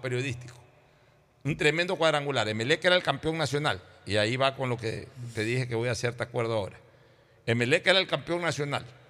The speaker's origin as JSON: {"language": "Spanish", "town": "Guayaquil", "region": "Guayas", "country": "Ecuador", "said": "los guayaquileños sentíamos eso por sobre todas las cosas una solidaridad eh, eh, coterránea"}